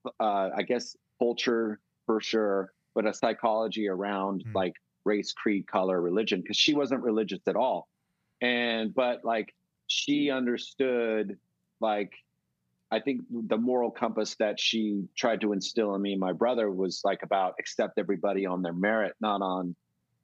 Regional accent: Bay Area, California, United States; growing up in the Bay Area

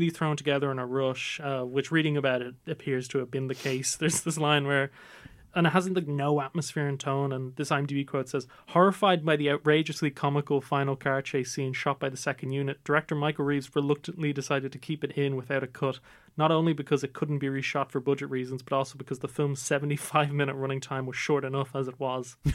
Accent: Ireland; also born or lived in Nigeria; So our podcast is basically a group of Irish Nigerian lads who tell their stories, growing up in Ireland as well as Nigeria, and we share our experiences with all of y'all.

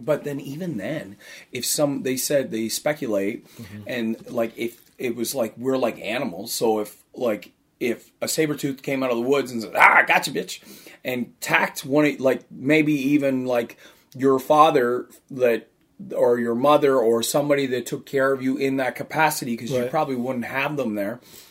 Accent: East Coast, United States; because I'm from the East Coast, that's hinging on not just religious

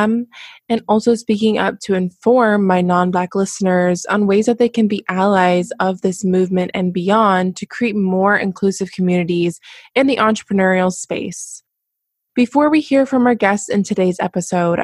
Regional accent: United States; growing up in America as a biracial Black woman

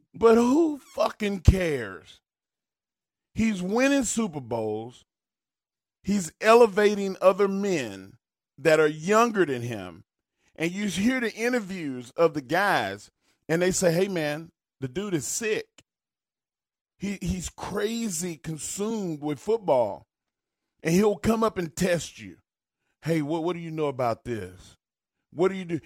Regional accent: United States; as an American

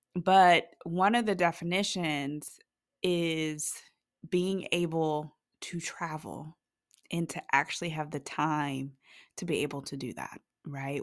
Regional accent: Ohio, United States; now in North Carolina, United States; originally, I am from Ohio, and it is cold there

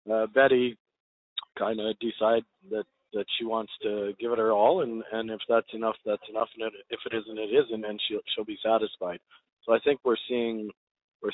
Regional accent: Canada; I'm Canadian.

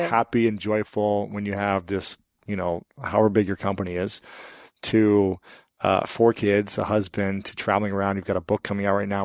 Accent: Columbus, Ohio, United States; I'm from Columbus, where Victoria's Secret and Limited is at.

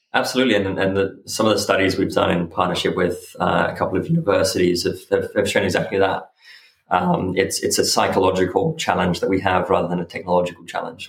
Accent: Byron Bay, New South Wales, Australia; born or raised there; also born or lived in Switzerland; now in London, United Kingdom

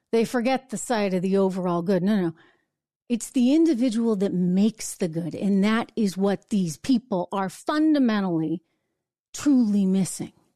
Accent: New Hampshire, United States; I'm out to dinner in my hometown in New Hampshire

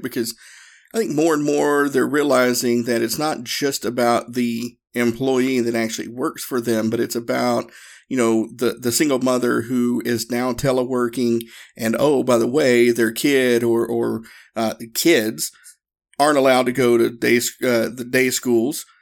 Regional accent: the South, United States; me and my, my training partner, partner at the time, we're both from the South

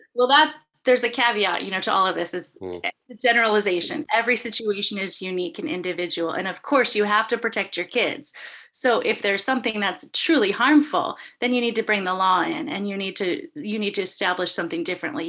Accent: Santa Monica, California, United States; now in Humboldt County, United States; I'm originally from Santa Monica

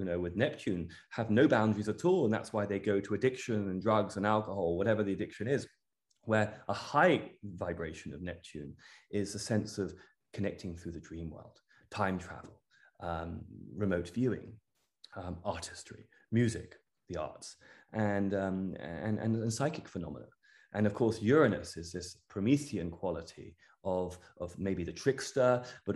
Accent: Cornwall, South West England, United Kingdom; also born or lived in London; I'm English. I grew up in the United Kingdom. I grew up in Cornwall and London. Home is Cornwall, and I love it.

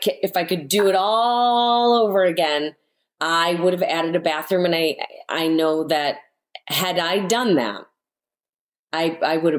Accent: Chicago, Illinois, United States; this is where I was born and raised, you know, and we grew up in the John Hancock, which is right downtown on the Gold Coast

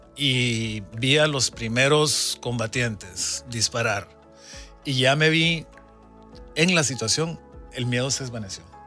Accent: Guatemala; mi infancia en Centroamérica, de Guatemala, un país en guerra

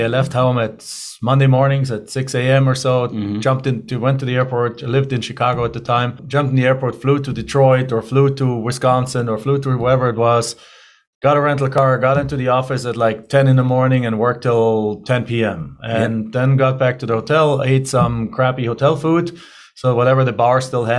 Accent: Germany; English is a second language; moved away as an adult; now in United States; as you can tell by my accent, I'm originally not from here. I'm originally from Germany. So I grew up in Germany. I went to school, college there

